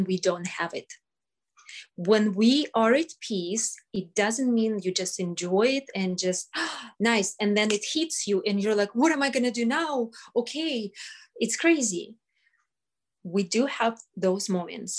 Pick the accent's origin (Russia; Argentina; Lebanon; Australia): Russia; now in United States; I came from Russia. I survived Russia